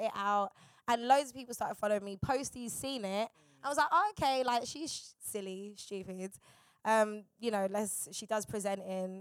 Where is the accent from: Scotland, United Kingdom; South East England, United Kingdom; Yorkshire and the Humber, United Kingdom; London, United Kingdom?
London, United Kingdom; I'm from South